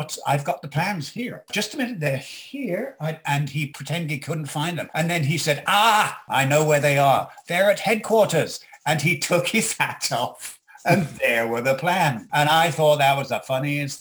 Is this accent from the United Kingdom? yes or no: yes; England, United Kingdom; moved away as an adult; now in Canada; I'm English, and I moved to Canada